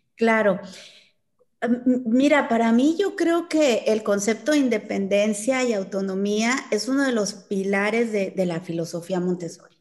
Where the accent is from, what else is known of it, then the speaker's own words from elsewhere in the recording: Chihuahua, Mexico; Yo soy de Chihuahua